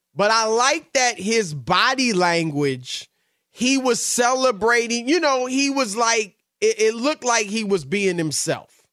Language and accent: English; United States; I'm obviously American